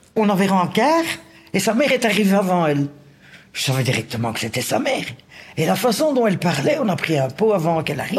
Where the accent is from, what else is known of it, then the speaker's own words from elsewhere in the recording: Anderlecht, Brussels-Capital Region, Belgium; Je suis d'Anderlecht